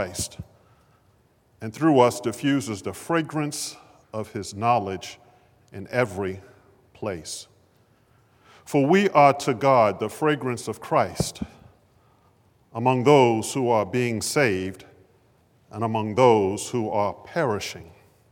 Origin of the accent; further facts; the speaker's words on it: Baltimore, Maryland, United States; as a 12, 13-year-old growing up in West Baltimore